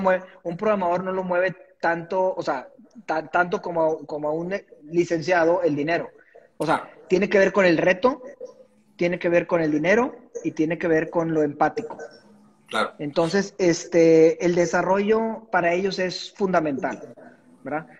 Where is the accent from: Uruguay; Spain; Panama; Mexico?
Mexico; Monterrey, Nuevo León; de Monterrey. Aquí nací, aquí sigo.